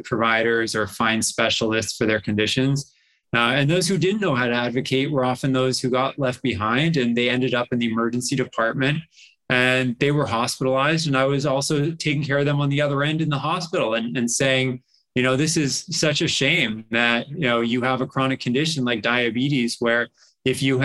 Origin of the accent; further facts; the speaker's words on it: Massachusetts, United States; also born or lived in Mexico / Stanford, California; I grew up in Massachusetts.